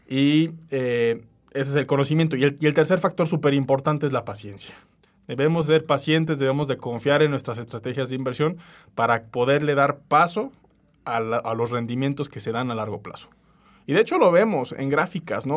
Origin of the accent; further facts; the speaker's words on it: Mexico; en México